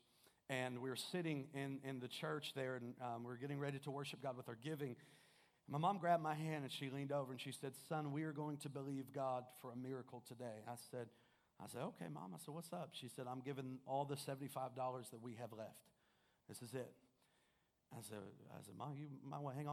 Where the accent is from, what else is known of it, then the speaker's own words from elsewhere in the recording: Kokomo, Indiana, United States; I'm originally from Kokomo